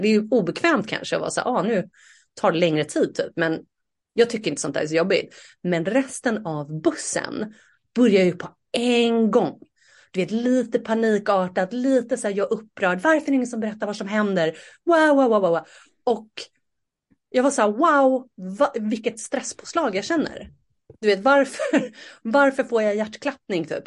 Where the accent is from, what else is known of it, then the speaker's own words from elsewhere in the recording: Saltsjöbaden, Stockholm County, Sweden; moved away; jag är uppvuxen i Saltsjöbaden